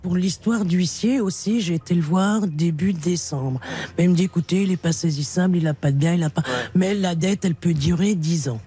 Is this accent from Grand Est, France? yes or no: no; Dijon, Bourgogne-Franche-Comté, France; now in Meuse, France; je suis natif de Dijon